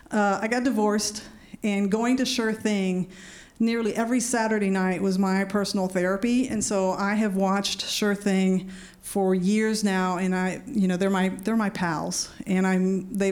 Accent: California, United States; growing up in Orange County, you know.

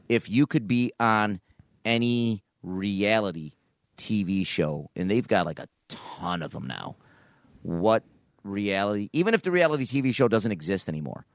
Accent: Niagara Falls, New York, United States; I grew up in Niagara Falls.

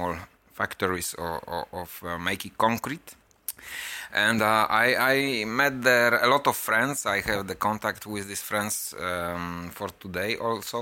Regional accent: Gdansk, Pomeranian Voivodeship, Poland; I was born in Gdansk a long time ago

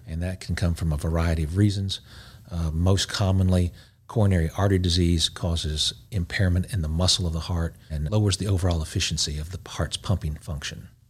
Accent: Knoxville, Tennessee, United States; moved away as an adult; also born or lived in Memphis, Tennessee / North Carolina / Augusta, Georgia; born and raised in Big Orange County. Knoxville, Tennessee

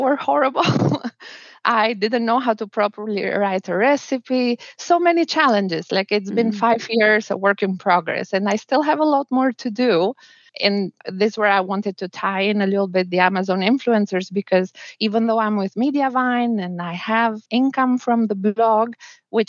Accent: Albania; moved away as an adult; also born or lived in New Zealand; now in Miami, United States; I'm from Albania and my husband is from Bolivia, but we got married in New Zealand

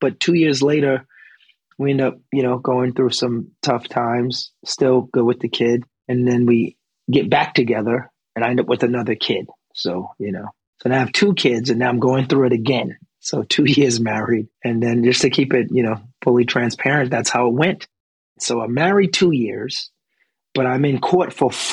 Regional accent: New York City, New York, United States; moved away as an adult; now in Los Angeles, United States; being from a rough area in Bedford-Stuyvesant, Brooklyn, New York, growing up on Halsey Street

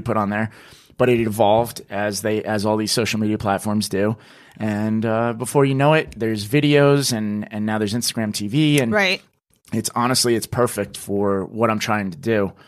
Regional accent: New Jersey, United States; moved away as an adult; now in New York City, United States; I'm originally from New Jersey

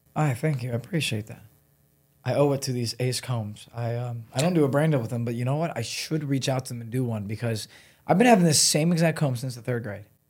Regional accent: Solon, Ohio, United States; moved away as an adult; now in Los Angeles, United States; I grew up in Solon

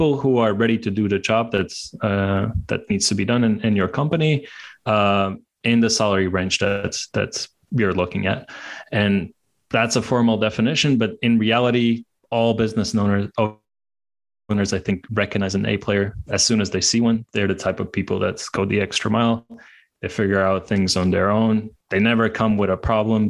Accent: Latvia; now in Hungary; I'm from Latvia. I'm now based in Hungary

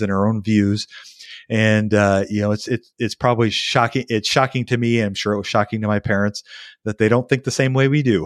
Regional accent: United States; as an American citizen

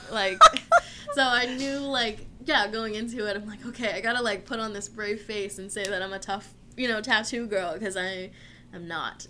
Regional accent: Orange County, California, United States; now in San Diego, United States; I'm from Orange County, so nice. just kind of grew up there

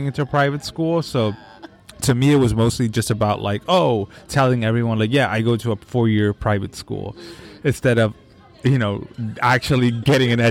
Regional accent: San Francisco Bay Area, California, United States; also born or lived in San Rafael / Richmond; I'm from the Bay Area, born in San Francisco, spent part of my childhood in between Marin County and the East Bay, so San Rafael and Richmond

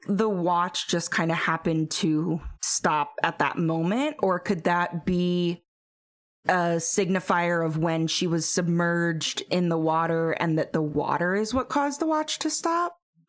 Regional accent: United States; I grew up in Perry County

